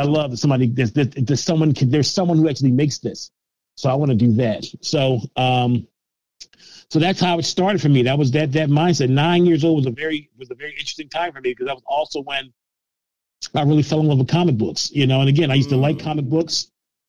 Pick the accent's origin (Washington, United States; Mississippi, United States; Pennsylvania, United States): Pennsylvania, United States; Philadelphia; I was very blessed to have a loving house, mom and dad, West Oak Lane, which I just thought about as being regular neighborhood